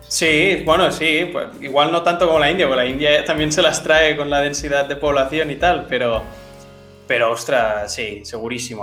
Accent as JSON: {"language": "Spanish", "town": "Barcelona", "region": "Catalonia", "country": "Spain", "said": "yo soy de Barcelona"}